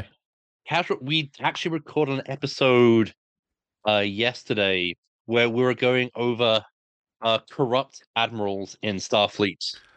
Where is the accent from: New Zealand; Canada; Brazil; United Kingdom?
United Kingdom; Brighton, South East England; I lived, I grew up in Brighton for thirty years.